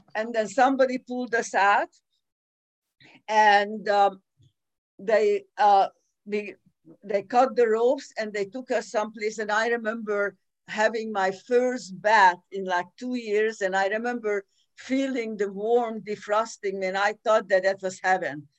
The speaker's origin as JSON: {"language": "English", "region": "Budapest", "country": "Hungary", "tie": "born or raised there", "said": "I was born in 1941 in Budapest, Hungary"}